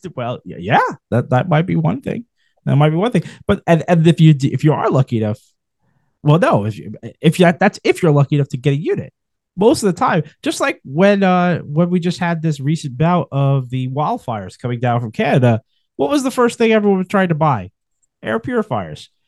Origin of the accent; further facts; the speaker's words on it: New York, United States; as a New Yorker